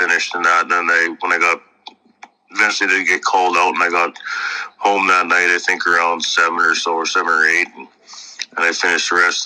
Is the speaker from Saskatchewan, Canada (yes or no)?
yes; Kennison, Saskatchewan, Canada; I'm from Kennison, Saskatchewan